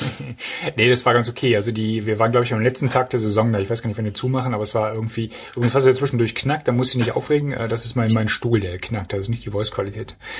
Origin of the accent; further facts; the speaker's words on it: East Germany, Germany; now in North Rhine-Westphalia, Germany; Ich bin ja, ich bin ja Ossi